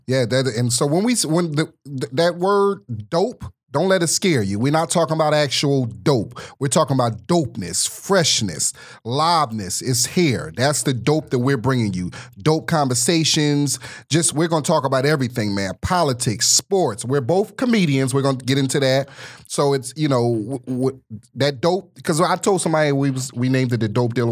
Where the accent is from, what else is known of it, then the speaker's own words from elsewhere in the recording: Philadelphia, Pennsylvania, United States; now in Los Angeles, United States; I'm originally from Philadelphia, Pennsylvania